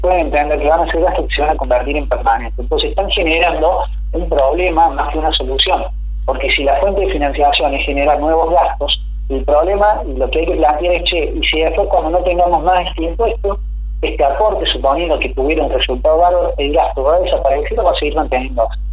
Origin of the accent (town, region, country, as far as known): Argentina